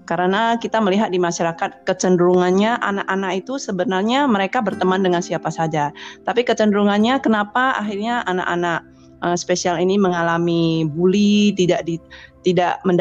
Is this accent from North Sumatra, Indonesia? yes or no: yes; Binjai, North Sumatra, Indonesia; saya dari Kota Binjai, satu kota di Sumatera Utara.